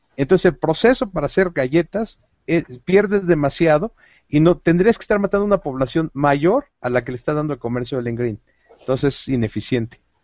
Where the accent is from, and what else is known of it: Mexico